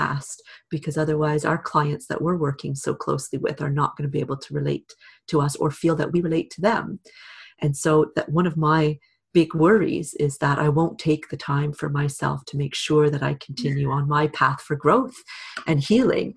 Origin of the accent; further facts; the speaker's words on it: Canada; also born or lived in Britain; now in United Kingdom; In Canada, my home country, and here in Britain, where I live now